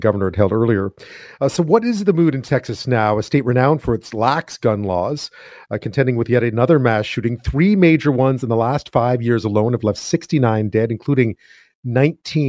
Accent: Montreal, Quebec, Canada; moved away; I'm from Montreal, so not too far away

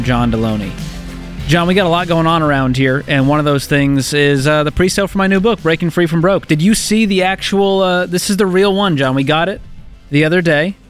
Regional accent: Boston, Massachusetts, United States; my hometown, Boston, Massachusetts.

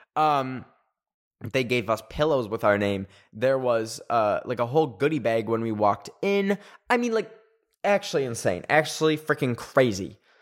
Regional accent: Canada; I'm Canadian.

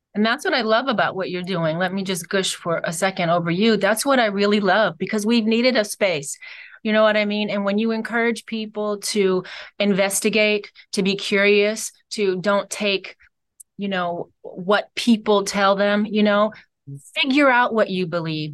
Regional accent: Cleveland, Ohio, United States; I'm from Cleveland, Ohio

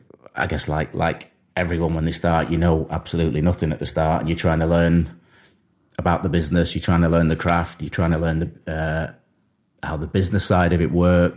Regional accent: Warrington, North West England, United Kingdom; I grew up in Warrington

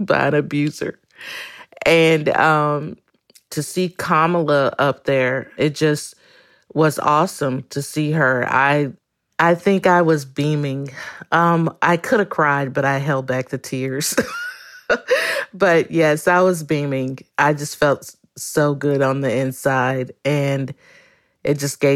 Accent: Orlando, Florida, United States; I am from Orlando, Florida

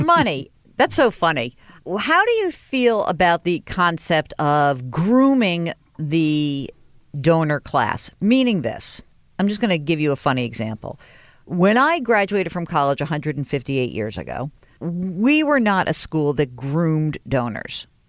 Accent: New York, United States; I grew up in New York

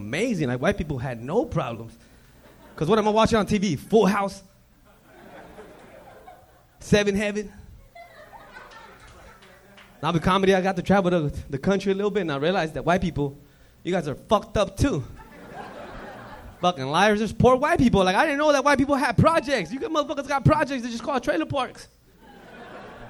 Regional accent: Los Angeles, California, United States; also born or lived in East LA; We grew up in Watts

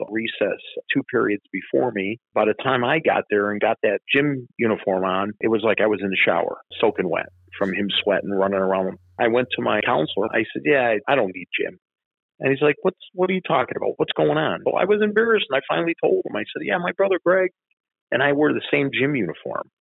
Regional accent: Chicago, Illinois, United States; when I grew up in Bridgeport, you get in fights with kids

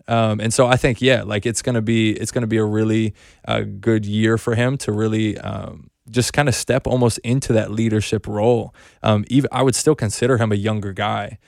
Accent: North Carolina, United States; I grew up in North Carolina, so I grew up a Wake Forest fan

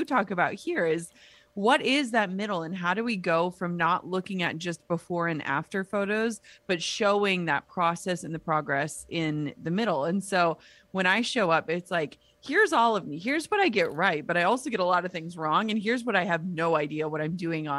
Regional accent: Midwest, United States; now in Minnesota, United States; I grew up in the Midwest

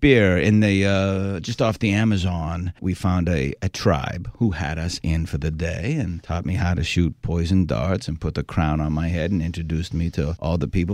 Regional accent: Boston, Massachusetts, United States; born or raised there

